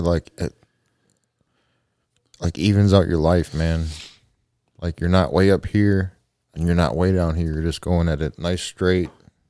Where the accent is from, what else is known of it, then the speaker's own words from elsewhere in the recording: Canada; I'm Canadian, eh?